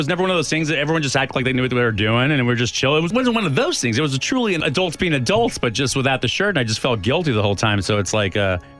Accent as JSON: {"language": "English", "town": "El Paso", "region": "Texas", "country": "United States", "tie": "born or raised there", "moved": "yes", "said": "I grew up Catholic in El Paso."}